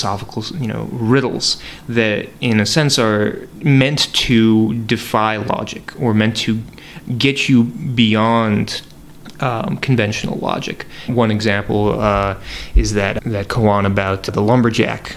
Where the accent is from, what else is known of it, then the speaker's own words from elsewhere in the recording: Northeast, United States; growing up in the Northeast